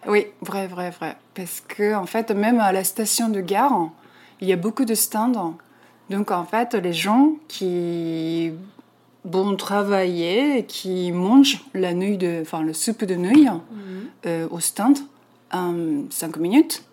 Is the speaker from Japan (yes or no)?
yes; Gifu, Japan; French is a second language; moved away as an adult; also born or lived in Tokyo; now in Paris, France; Au Japon, enfin, je suis née à euh, Gifu, c'est un centre de en japonais. C'est à la campagne.